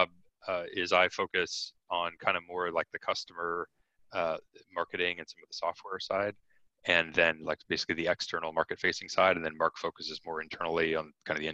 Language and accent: English; Canada; I'm Canadian